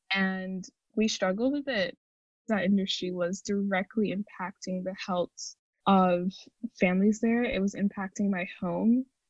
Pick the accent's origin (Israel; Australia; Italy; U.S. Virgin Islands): U.S. Virgin Islands; St. Croix; now in United States; I'm from St. Croix, the United States Virgin Islands